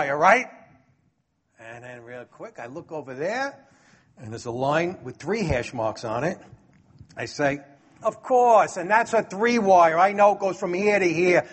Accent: New York City, New York, United States; a troublemaker from Brooklyn like me

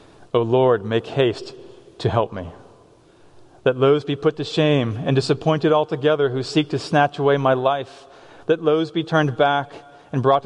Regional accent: Boston, Massachusetts, United States; now in Ephrata, United States; I'm from Boston.

